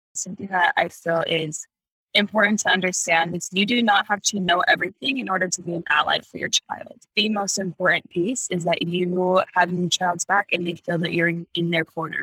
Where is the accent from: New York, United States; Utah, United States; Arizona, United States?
Utah, United States; I was born and raised in Utah